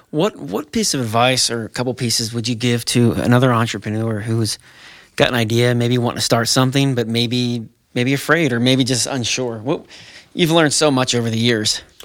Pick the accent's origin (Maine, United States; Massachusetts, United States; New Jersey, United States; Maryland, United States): New Jersey, United States; I'm from New Jersey